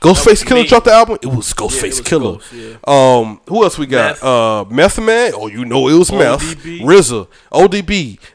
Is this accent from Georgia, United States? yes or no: yes; the South, Georgia, United States; moved away; also born or lived in Washington, D.C.; I'm from the South